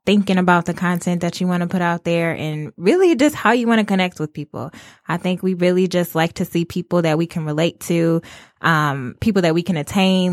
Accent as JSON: {"language": "English", "town": "Detroit", "region": "Michigan", "country": "United States", "said": "I'm from Detroit"}